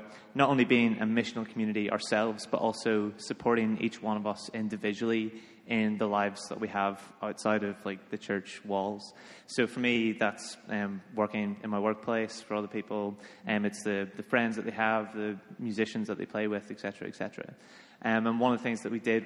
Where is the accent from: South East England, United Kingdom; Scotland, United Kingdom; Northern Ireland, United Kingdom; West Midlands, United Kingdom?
Northern Ireland, United Kingdom; now in London, United Kingdom; I'm from Northern Ireland.